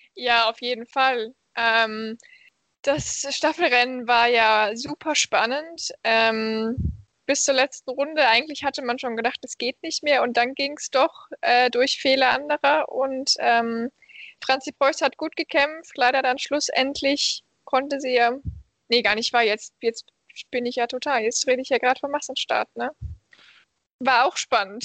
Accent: Krefeld, North Rhine-Westphalia, Germany; moved away as an adult; now in Malmö, Sweden; meiner Heimatstadt Krefeldner

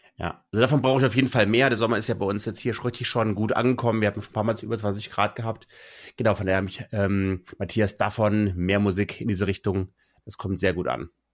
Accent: Kassel, Hesse, Germany; also born or lived in Munich; in meine Heimatregion Kassel

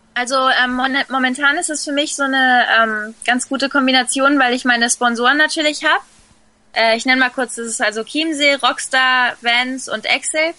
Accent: Fuerteventura, Canary Islands, Spain; born or raised there; also born or lived in Sylt, Germany

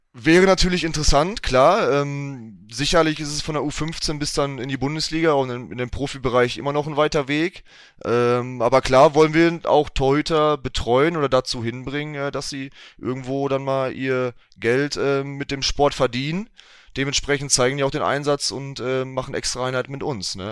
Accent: Enniger, North Rhine-Westphalia, Germany; in Enigalo, 59320 Enigalo. Ähm, mhm. Das ist ähm, mein Heimatort

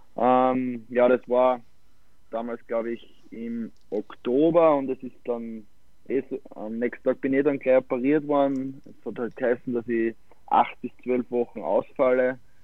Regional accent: Styria, Austria; also born or lived in Malta / Klagenfurt; als Steirer

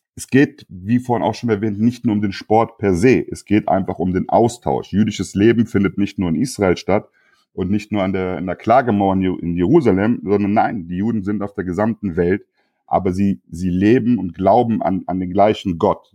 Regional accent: Frankfurt, Hesse, Germany; ich bin aus Frankfurt, gerade in so einer Multikulti-Stadt wie Frankfurt

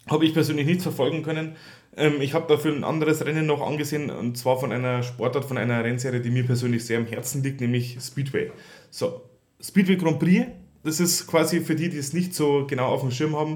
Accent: Bavaria, Germany; vor allem zwei Bayern, das finde ich natürlich als Bayer ja, trotzdem schön

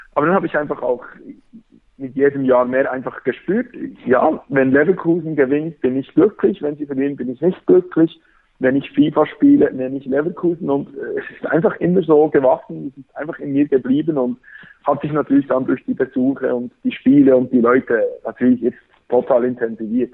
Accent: Bern, Switzerland; accent: Berndeutsch; Ich komme aus Bern

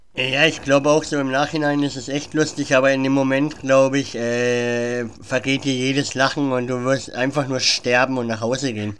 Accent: Germany; Ich bin zwar in Deutschland geboren und bin eigentlich zum größten Teil Deutscher, aber ich habe auch griechische Wurzeln

